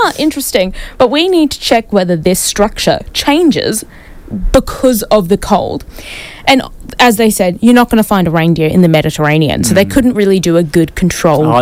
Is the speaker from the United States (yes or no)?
no; New Zealand; now in Brisbane, Australia; I need to go back home and tell my fellow Kiwis this